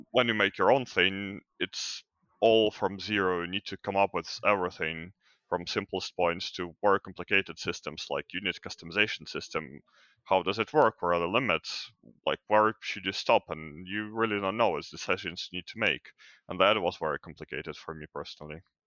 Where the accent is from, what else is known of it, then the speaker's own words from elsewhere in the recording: Ukraine; I'm from Ukraine